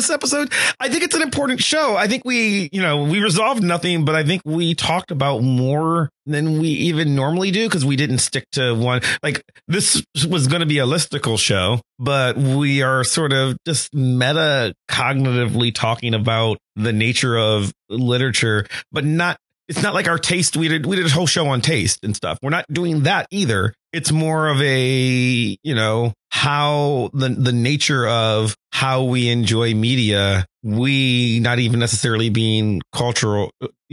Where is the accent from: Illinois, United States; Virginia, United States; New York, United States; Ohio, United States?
Ohio, United States; Cleveland; I grew up in Cleveland.